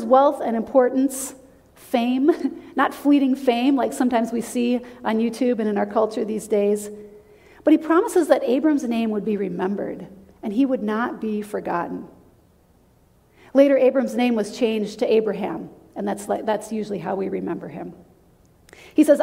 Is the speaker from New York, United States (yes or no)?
no; South Dakota, United States; moved away; When I was growing up, I grew up in South Dakota